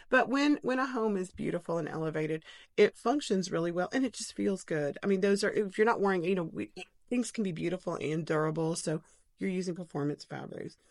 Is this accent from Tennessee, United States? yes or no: yes; Knoxville, Tennessee, United States; also born or lived in Kansas City / Farragut; I grew up in Bearden